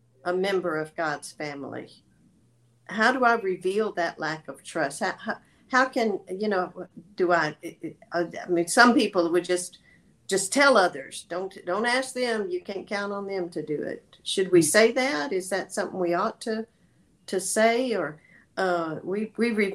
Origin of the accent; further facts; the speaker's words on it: the South, United States; I'm from the South